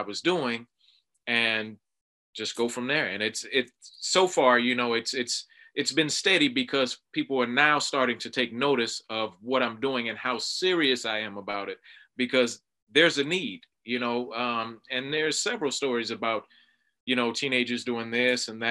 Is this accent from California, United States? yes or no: no; Miami, Florida, United States; growing up in South Florida, Miami, Florida